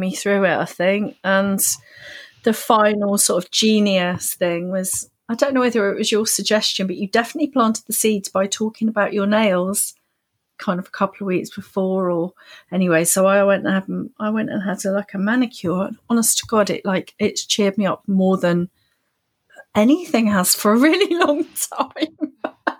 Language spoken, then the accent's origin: English; United Kingdom; as a Brit